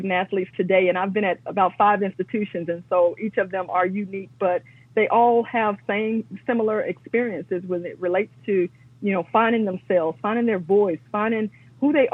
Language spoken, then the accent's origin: English; Atlanta, Georgia, United States; Also from Atlanta, Georgia, so the home of civil rights